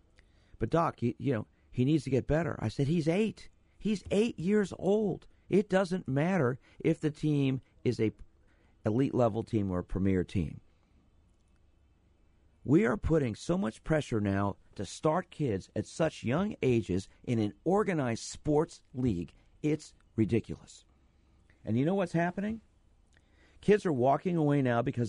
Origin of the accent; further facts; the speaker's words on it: Milhaven, Overland Park, Kansas, United States; I grew up in Mill Haven between Shawnee Mission Parkway and 67th Street and Nall and Lamar